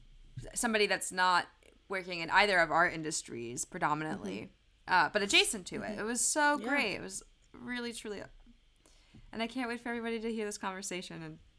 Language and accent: English; Germany; born there; I was born in Germany to two Americans, and the English you learn in school there is the UK English and not American English.